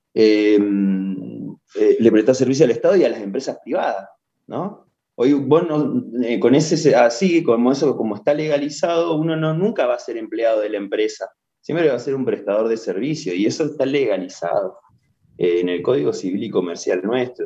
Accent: Junín de los Andes, Neuquén, Argentina; Yo soy de Junín de los Andes

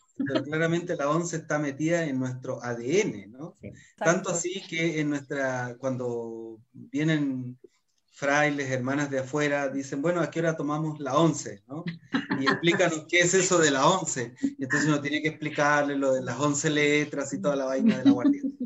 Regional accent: Chile

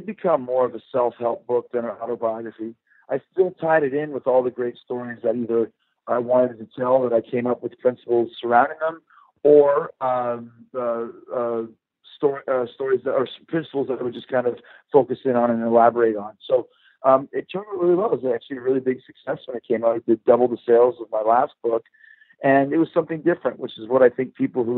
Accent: Winnipeg, Manitoba, Canada; 16 years old, growing up in Winnipeg, Canada

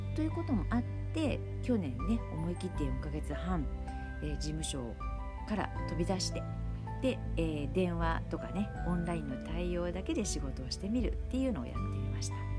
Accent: Saitama, Japan; moved away as an adult; also born or lived in Hyogo Prefecture / Shiga Prefecture; now in Shiga, Japan; もともと私は埼玉県出身で、で、結婚して、えー、関西の方に移ったわけですけれども、別にその、もう古里を出て何十年も経っていて

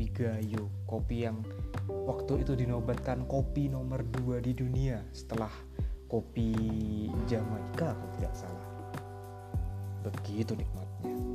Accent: Java, Indonesia; moved away as an adult; now in Takengon, Indonesia; gue berasal dari Pulau Jawa yang sekampung-kampungnya

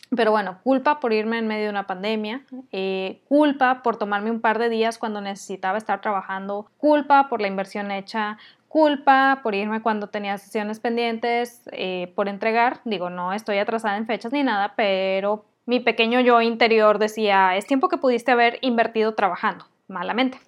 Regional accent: Mexico; soy muy mala mexicana

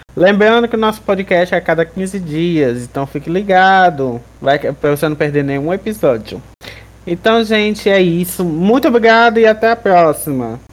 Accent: Jaguaruana, Ceará, Brazil; sou de Jaguaruana, não sou de Russas

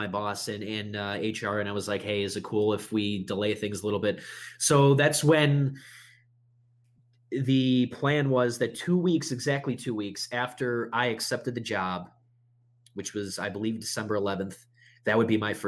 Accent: Buffalo, New York, United States; moved away as an adult; now in Arlington, Virginia, United States; we're from Buffalo

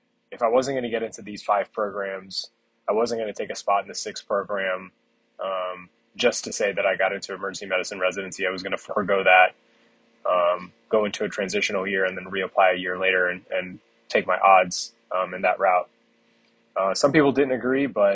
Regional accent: South Florida, United States; growing up in South Florida

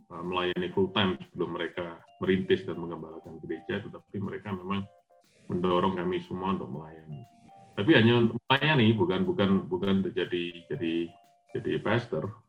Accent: Jember, East Java, Indonesia; papa saya aktif dari saya masih kecil ya di gereja saya di kota di mana saya besar di Jember

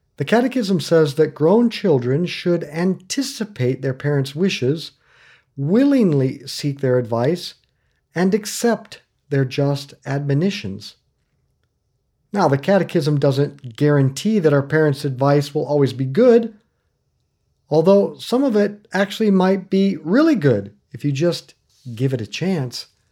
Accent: Northwest Iowa, United States; now in Lawrence, United States; I grew up in Northwest Iowa

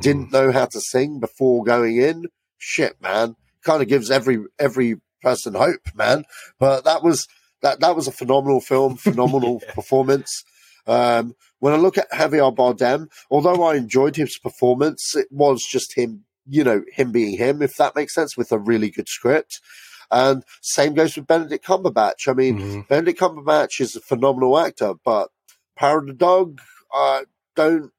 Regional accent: United Kingdom; we're British, we kind of know what …, and we're of the right age range

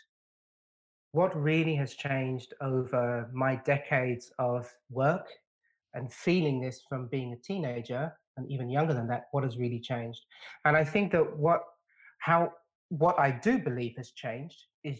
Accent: London, United Kingdom; When I was a kid, when I was a teenager growing up in London, I was stopped by the police on numerous occasions

